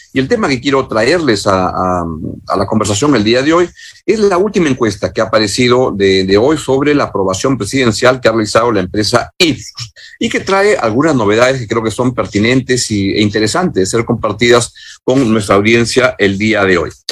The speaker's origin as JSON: {"language": "Spanish", "country": "Peru"}